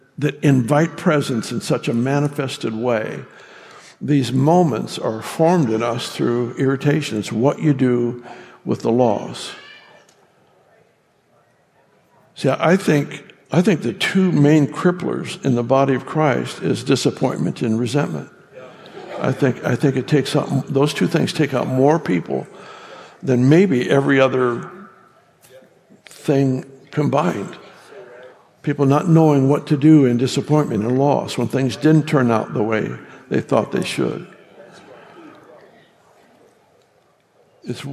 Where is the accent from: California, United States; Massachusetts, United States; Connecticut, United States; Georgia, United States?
California, United States; I grew up in California